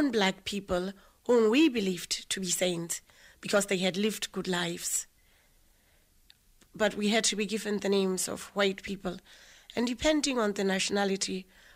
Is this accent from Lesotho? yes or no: yes; Lesotho; moved away as an adult; now in Ireland; I grew up in a little place called Harabushuri